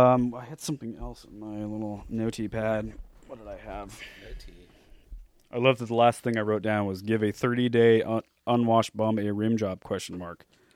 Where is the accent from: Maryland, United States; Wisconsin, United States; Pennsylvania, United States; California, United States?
California, United States; Newport Beach; born there; I was born in Newport Beach, California.